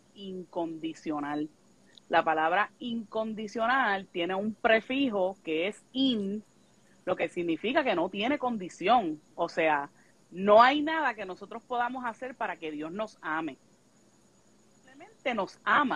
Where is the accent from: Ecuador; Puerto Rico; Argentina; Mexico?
Puerto Rico; Yabucoa; moved away as an adult; now in Texas, United States; soy del municipio de Yabucoa, Puerto Rico